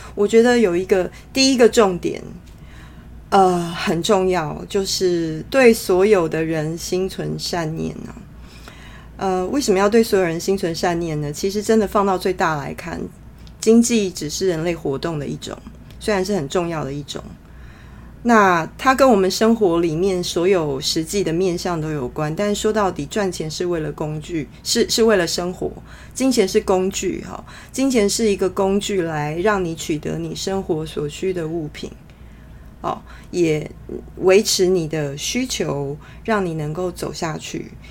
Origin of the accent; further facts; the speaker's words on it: Taiwan; moved away as an adult; also born or lived in London, United Kingdom; 在台湾土生土长 呃，到成年工作才去到那边的人